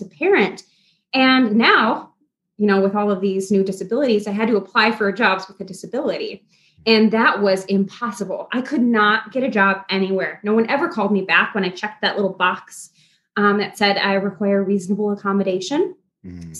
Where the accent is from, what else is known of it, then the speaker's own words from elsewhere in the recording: Midwest, United States; I'm from the Midwest, born and raised.